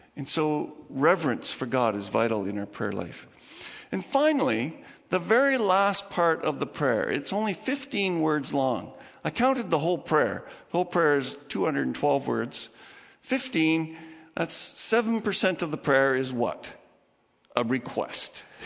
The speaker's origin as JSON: {"language": "English", "country": "Canada", "said": "I'm part of Canada. I'm a Canadian."}